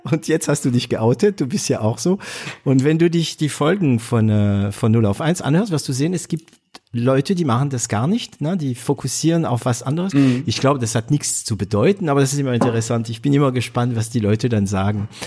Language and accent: German; northern France, France; accent: northern French Patois; German is a second language; now in Swabia, Germany; ich kann mein Dialekt richtig, meine Oma äh, konnte kein Französisch, sie konnte nur ähm, Patois, also dieses nordfranzösisches Dialekt. Ich kann super, also super, ich kann es und ich verstehe es und spreche es